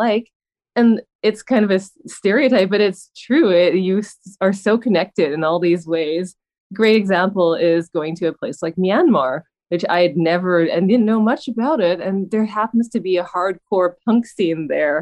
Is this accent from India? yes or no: no; Vancouver, British Columbia, Canada; that's my hometown, and that's where I am during the pandemic.